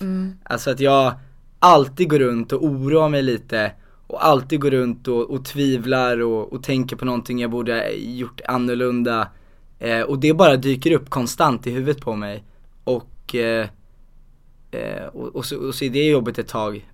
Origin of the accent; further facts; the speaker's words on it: Huddinge, Stockholm County, Sweden; also born or lived in Stuvsta; Så då flyttade vi till Huddinge